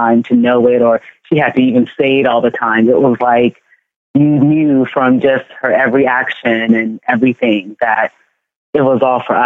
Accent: California, United States; born or raised there; also born or lived in Ghana; now in New York, United States

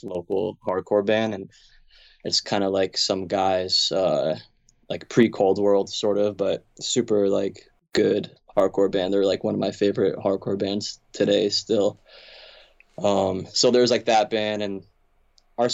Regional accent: Kingston, Pennsylvania, United States; also born or lived in Wilkes-Barre; I'm from Kingston

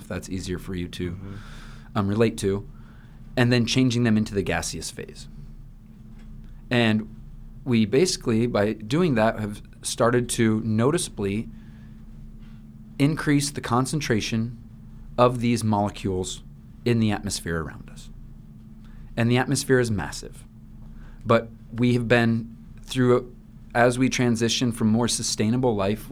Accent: Iowa, United States; now in Hawaii, United States; I'm from Iowa

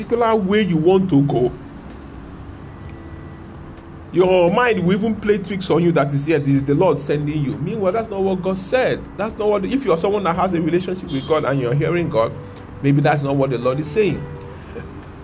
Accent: Nigeria; I'm a Nigerian.

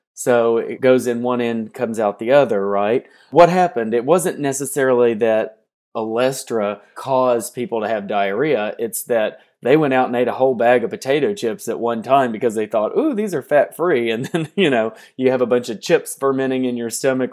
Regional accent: Hopkinsville, Kentucky, United States; moved away; I'm from southwestern Kentucky. One of the reasons I got into nutrition was that you go to my hometown, Hopkinsville

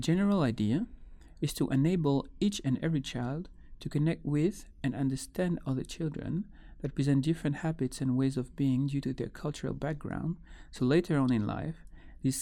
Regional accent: Guadeloupe; Growing up in Guadeloupe, a Caribbean island linked to a European context

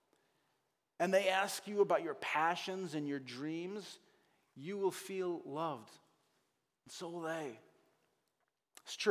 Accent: New England, United States; also born or lived in Hingham, Massachusetts; I'm from New England

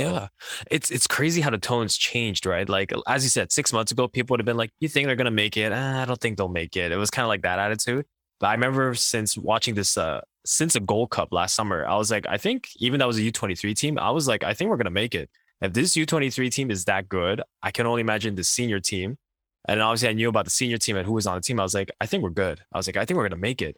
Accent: Quebec, Canada; growing up in Quebec

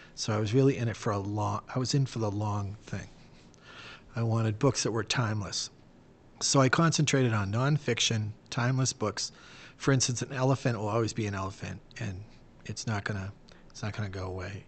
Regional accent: Boston, Massachusetts, United States; I'm from Boston

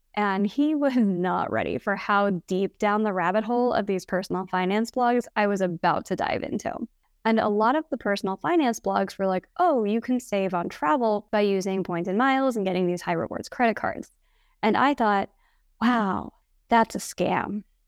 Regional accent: Kansas City, United States; I grew up in the suburbs of Kansas City

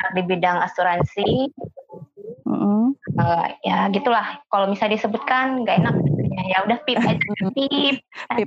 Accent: Aceh, Indonesia; moved away; Asal aku tuh dari Aceh

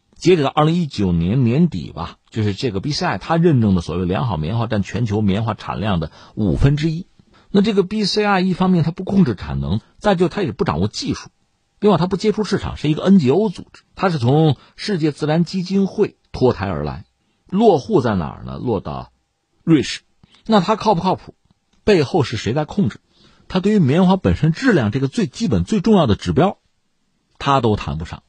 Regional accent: China; 我们中国人

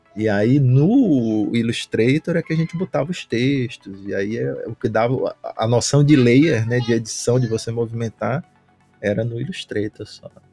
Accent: Recife, Pernambuco, Brazil; also born or lived in São Paulo; now in Fortaleza, Brazil; Eu sou de Recife, hoje eu estou morando em Fortaleza

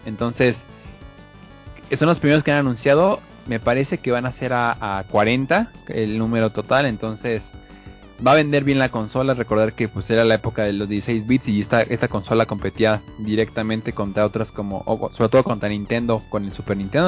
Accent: Mexico; como mexicanos

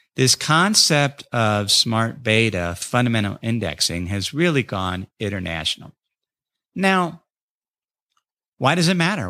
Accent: North College Hill, Ohio, United States; moved away; my hometown of North College Hill

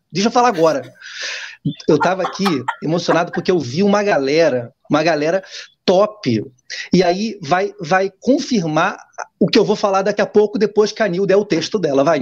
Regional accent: Guandu, Rio de Janeiro, Brazil; a gente foi criado juntos lá no Guandu

